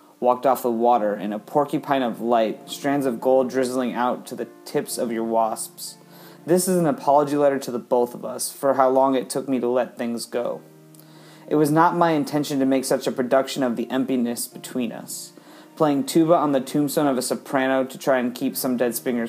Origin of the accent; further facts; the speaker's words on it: Columbus, Ohio, United States; I am from Columbus, Ohio